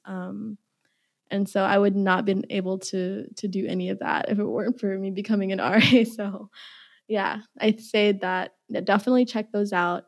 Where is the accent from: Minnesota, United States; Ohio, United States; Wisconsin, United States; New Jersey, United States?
Minnesota, United States; Minneapolis; also born or lived in Uganda; I'm from Minneapolis